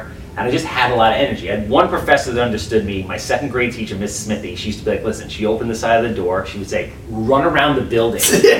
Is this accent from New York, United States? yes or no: yes; Wantagh, New York, United States; also born or lived in Brooklyn / Hempstead; I was born in Brooklyn. I was raised in Wantagh. Wantagh is a bubble. Long Island is a bubble.